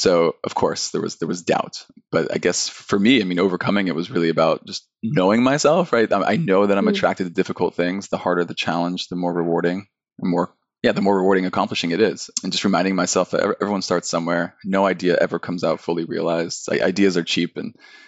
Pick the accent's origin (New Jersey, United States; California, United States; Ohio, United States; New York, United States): California, United States; just north of Los Angeles, Southern; I grew up in Southern California, just north of Los Angeles